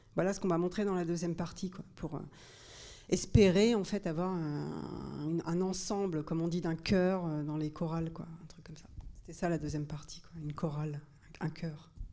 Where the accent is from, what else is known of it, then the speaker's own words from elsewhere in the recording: Normandy, France; je viens de, de Normandie